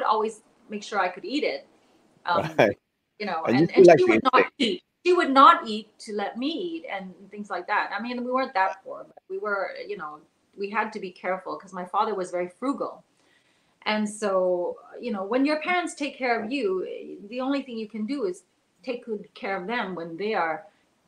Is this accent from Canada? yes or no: yes; Canada; also born or lived in Taiwan / Hong Kong; So she brought us all to Canada, and she didn't speak any English. I didn't speak any English. And so, so I was just 5 years old or 4 and a half